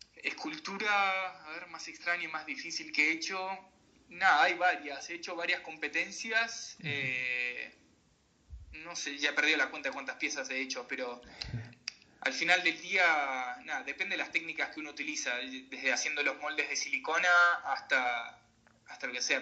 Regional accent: Salta, Argentina; moved away as an adult; also born or lived in Mar del Plata / Chubut / Buenos Aires / Colorado; now in United States; yo me crié haciendo deportes de, chico, yo soy salteño, y me, crié haciendo deporte de chico en, Salta

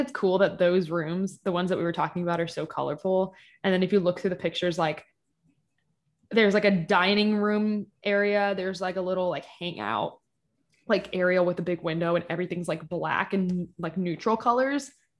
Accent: Kentucky, United States; And also I'm from Eastern Kentucky.

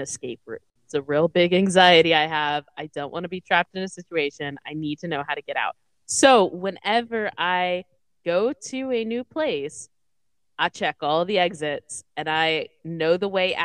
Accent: the South, United States; growing up in the South

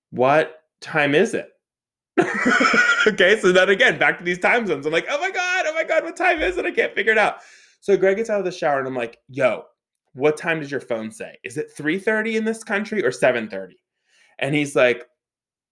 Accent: Pittsburgh, Pennsylvania, United States; I'm from Pittsburgh

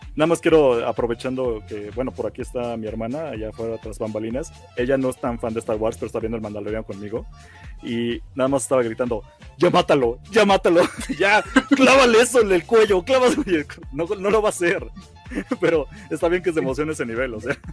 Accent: Mexico; como mexicano

